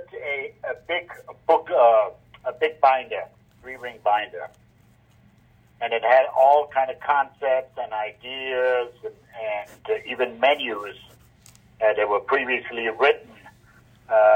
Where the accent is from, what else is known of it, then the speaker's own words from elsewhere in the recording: Germany; now in United States; as I was growing up in Germany